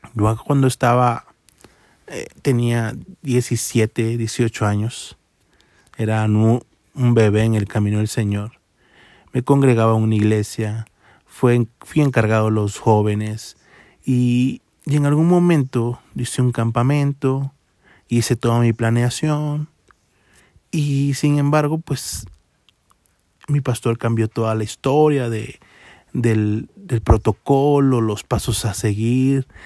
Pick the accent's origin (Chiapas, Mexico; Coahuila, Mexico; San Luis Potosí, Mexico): Chiapas, Mexico; Tapachula; now in Mexico City, Mexico; soy de Tapachula, Chiapas, a 1200 kilómetros en carretera y tomé la decisión de venirme a esta